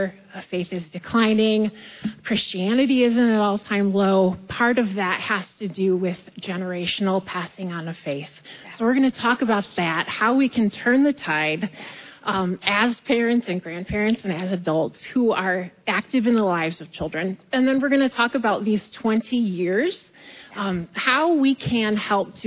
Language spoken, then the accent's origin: English; West Michigan, United States; I am from West Michigan. I live in Granville.